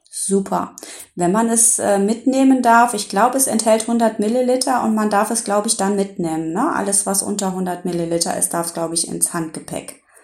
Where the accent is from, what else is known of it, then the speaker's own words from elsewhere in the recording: Rhineland, Germany; hier bei uns im Rheinland